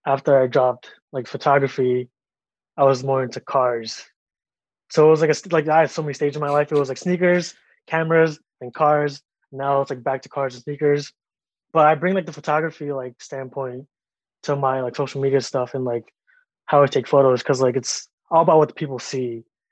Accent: Long Island, New York, United States; Growing up, I was raised in Long Island

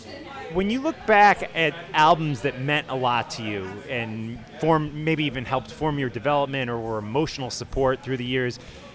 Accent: New Jersey, United States; I'm from the States, from New Jersey, obviously, and I come up here

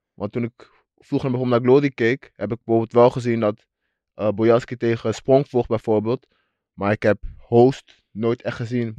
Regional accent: Suriname; waar ik vandaan kom. En dat is de Suriname

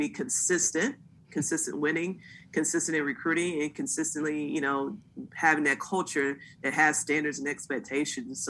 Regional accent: Texas, United States; moved away; I'm from Texas originally

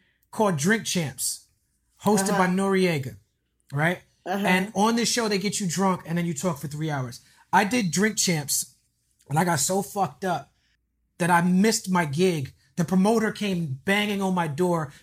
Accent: New York, United States; when I grew up in New York

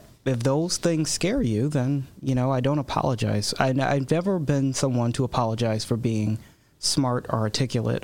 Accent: Chicago, Illinois, United States; now in DuPage County, United States; I was born in Chicago.

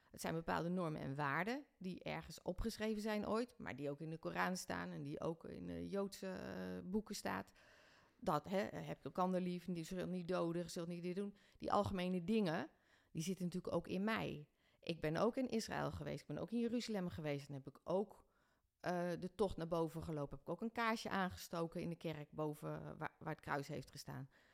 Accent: Ede, Gelderland, Netherlands; also born or lived in Doesburg; now in Ede, Netherlands; ik ben in Ede opgegroeid

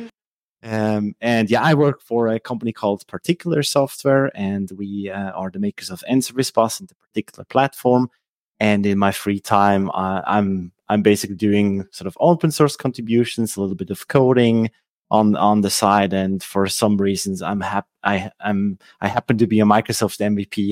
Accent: Switzerland; first language Swiss German; English is a second language; also born or lived in Lucerne; I'm from Switzerland. Uh, uh, so my native language is actually Swiss German

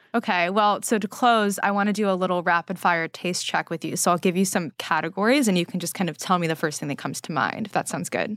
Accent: California, United States; now in New York, United States; growing up in California

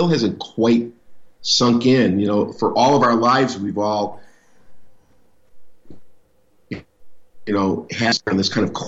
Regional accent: Chicago, Illinois, United States; I was born in Chicago.

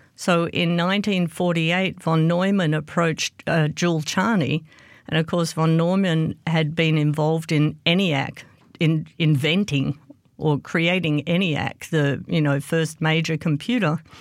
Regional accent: Australia; moved away as an adult; now in United States; I grew up in Australia, and I was a maths geek at high school

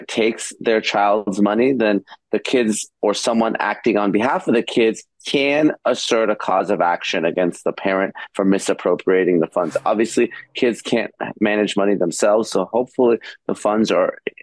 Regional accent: Los Angeles, California, United States; my hometown

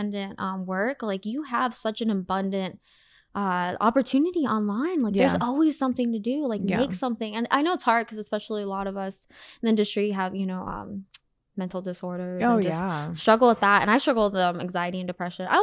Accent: Arizona, United States; moved away as an adult; also born or lived in Wisconsin; now in California, United States; I was born in Wisconsin. I grew up mostly in good old Arizona

